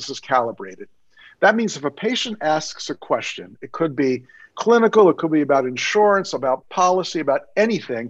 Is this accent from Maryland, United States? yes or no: yes; Maryland, United States; Maryland, I'm from Maryland